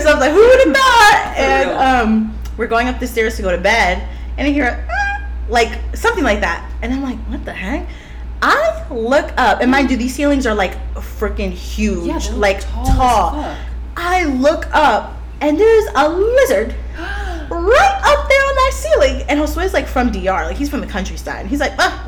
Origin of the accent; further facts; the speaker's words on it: Florida, United States; I grew up in Florida